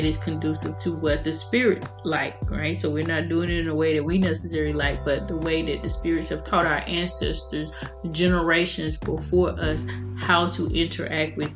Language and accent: English; United States; I'm an American, obviously, and in America, Christianity is the mainstream religion